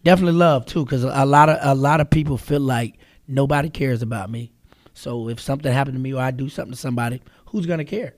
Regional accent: Charlotte, North Carolina, United States; I was born and raised here in Charlotte.

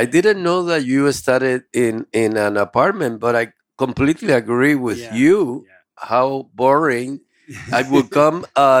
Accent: Honduras; And Hondurans. Hondurans. I'm from Honduras.

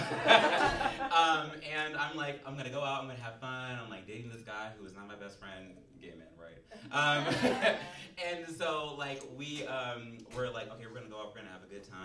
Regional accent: United States; moved away as an adult; now in Chicago, United States; I'm actually not from Chicago, I'm from Maryland

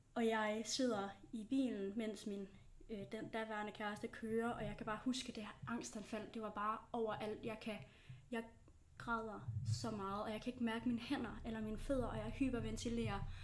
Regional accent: Tønder area, Bredebro, South Jutland, Southern Denmark, Denmark; now in Aarhus, Denmark; Jeg er rigtig sønderjyde. Jeg kommer fra, øh, Tønderområdet i en lille by, der hedder Brødrebro

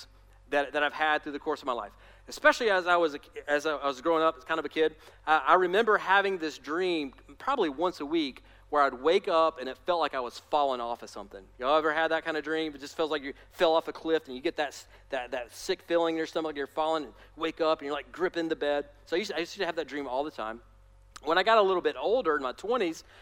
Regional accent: Alabama, United States; I'm from Alabama, I can make fun of my people

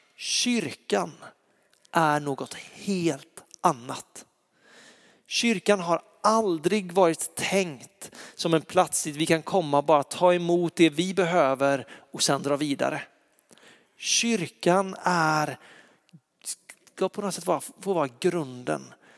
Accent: Lysekil, Västra Götaland, Sweden; jag är uppväxt i Lysekil, i en fantastisk församling

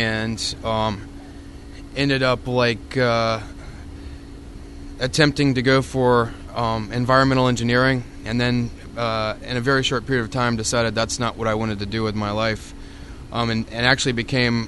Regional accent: United States; moved away as an adult; also born or lived in Tallahassee, Florida / Atlanta, Georgia; now in Tampa, United States; I was given a job as the apprentice at Poplar Head Mule Company in Dothan, Alabama, which is about 30 miles away from my hometown.

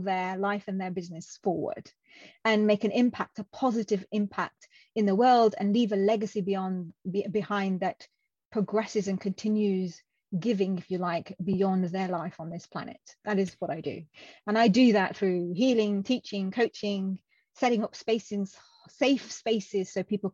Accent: Coventry, West Midlands, United Kingdom; first language Punjabi; moved away as an adult; also born or lived in Pakistan; now in Birmingham, United Kingdom; I was born in a city called Coventry, which is about 40-minute

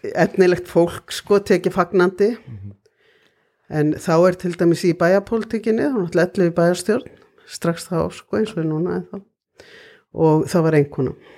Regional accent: Reykjavík, Capital Region, Iceland; also born or lived in Ísafjörður / Akureyri; ég er alveg upp í Reykjavík

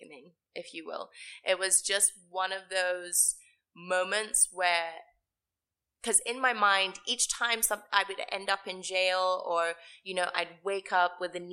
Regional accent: Nairobi, Kenya; moved away; also born or lived in United States; I grew up in Karen.

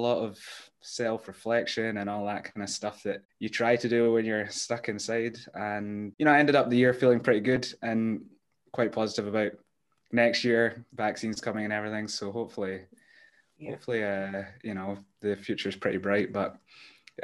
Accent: Glasgow, Scotland, United Kingdom; also born or lived in Edinburgh; now in Bucharest, Romania; I was born in Edinburgh. I lived there for 2 weeks and then we moved to Glasgow.

